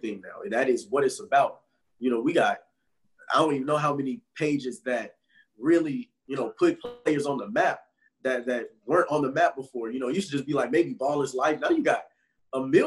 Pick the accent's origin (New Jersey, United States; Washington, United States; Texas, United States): Texas, United States; I'm from Texas